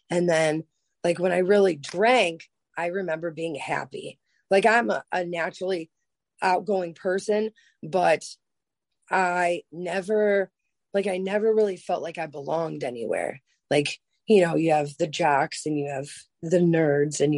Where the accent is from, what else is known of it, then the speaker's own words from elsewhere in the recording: Lorain, Ohio, United States; also born or lived in Cleveland, Ohio; I grew up in Lorain, Ohio